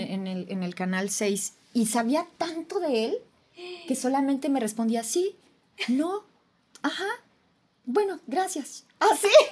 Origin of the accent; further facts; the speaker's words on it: Jalisco, Mexico; sí soy de Jalisco